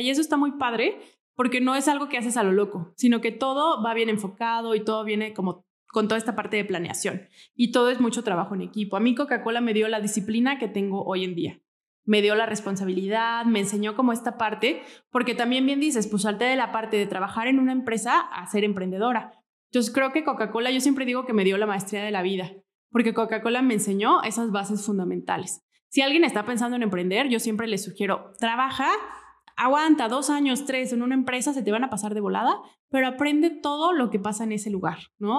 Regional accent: Morelia, Michoacán, Mexico; Yo soy de aquí, de Morelia, born and raised

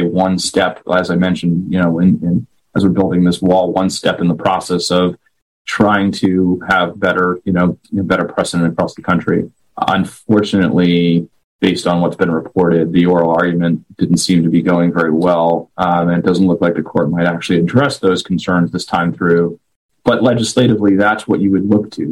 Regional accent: White Plains, New York, United States; moved away; I'm born and raised in White Plains, New York

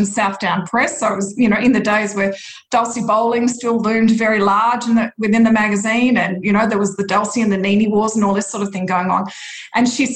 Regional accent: Churchill, Victoria, Australia; also born or lived in Melbourne; I grew up in a tiny little place called Churchill in Gippsland, which I'm in Melbourne at the moment

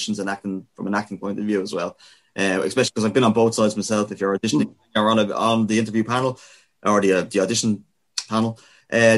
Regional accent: Dublin, Leinster, Ireland; we're from Dublin

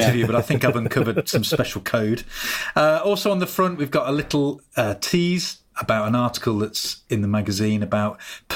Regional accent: Solihull, West Midlands, United Kingdom; I grew up in Solihull, just on the outskirts of Birmingham

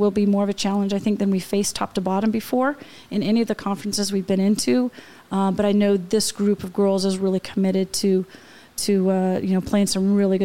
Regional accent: Portland, Oregon, United States; And I'm from Portland too

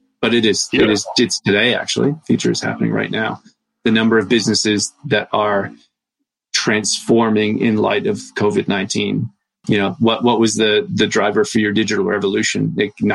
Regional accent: Canada; as a fellow Canadian

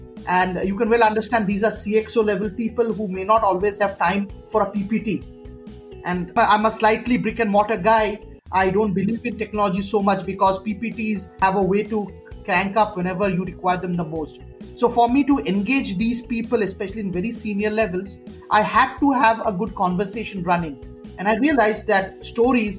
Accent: Kolkata, West Bengal, India; moved away; I'm from Calcutta. I've grown up in a house where my father and mother were very ardent storytellers

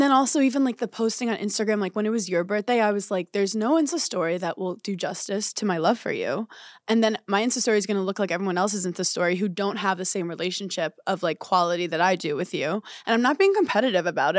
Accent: New York, United States; I'm a New Yorker

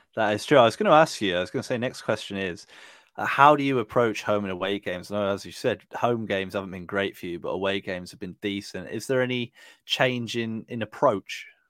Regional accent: Burton upon Trent, West Midlands, United Kingdom; I'm from Burton

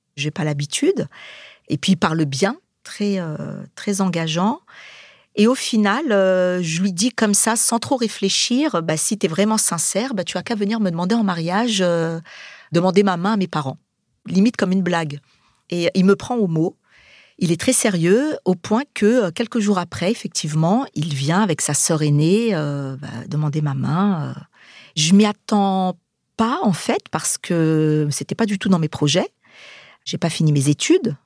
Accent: Saint-Denis, Île-de-France, France; Je suis de Saint-Denis. Je suis née en 74. On est une fratrie de sept

